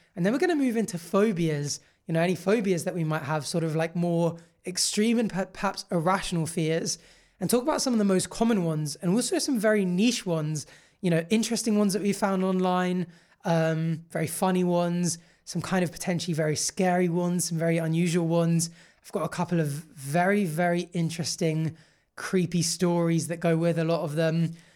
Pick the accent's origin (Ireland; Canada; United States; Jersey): Jersey; growing up in Jersey on an island